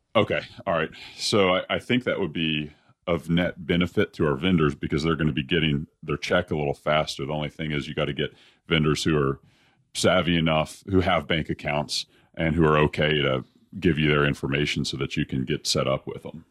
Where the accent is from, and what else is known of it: Dallas, Texas, United States; born or raised there